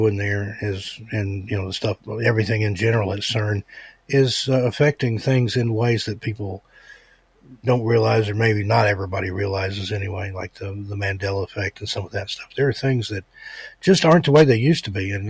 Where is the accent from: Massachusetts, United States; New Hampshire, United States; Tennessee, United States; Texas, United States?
Tennessee, United States; East; I grew up in East Tennessee.